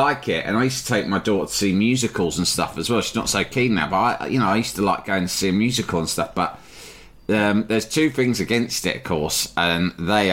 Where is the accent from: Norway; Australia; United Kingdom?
United Kingdom; London; here in my hometown